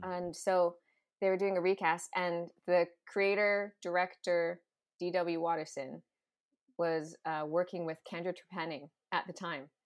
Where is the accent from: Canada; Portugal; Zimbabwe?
Canada; West Coast; now in Toronto, Canada; growing up on the West Coast too, like, being in L